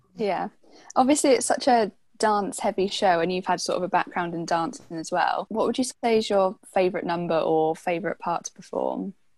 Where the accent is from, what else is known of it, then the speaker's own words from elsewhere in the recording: United Kingdom; as a British person